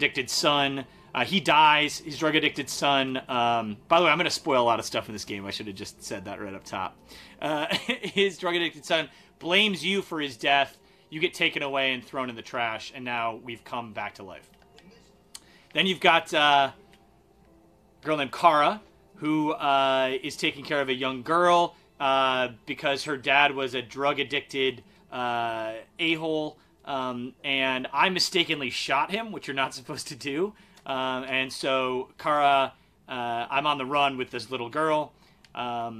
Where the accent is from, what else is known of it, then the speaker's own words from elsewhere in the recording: just outside Detroit, Michigan, United States; I'm from Michigan, and just outside Detroit